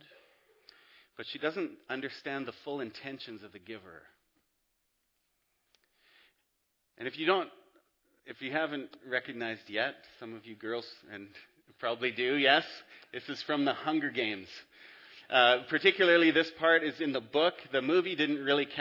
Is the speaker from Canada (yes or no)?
yes; Abbotsford, British Columbia, Canada; moved away as an adult; also born or lived in Whistler / Squamish / Florida; I grew up in Abbotsford, went to MEI